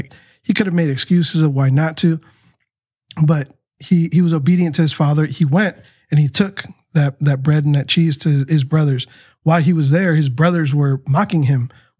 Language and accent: English; Tijuana, Baja California, Mexico; born there; my heart was for Tijuana too, because, you know, I was born in Tijuana.